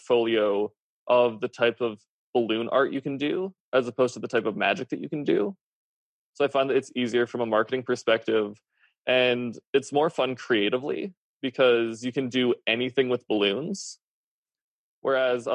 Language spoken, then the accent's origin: English; Canada; I'm Canadian